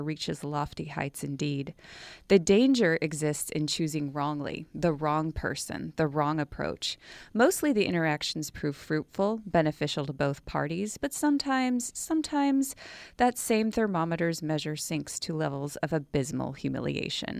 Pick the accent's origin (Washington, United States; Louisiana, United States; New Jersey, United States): Washington, United States; moved away as an adult; also born or lived in Morro Bay, California; now in San Luis Obispo, United States; I am from Washington State, and after I graduated from college, I decided I wanted to try living in a beautiful place in California.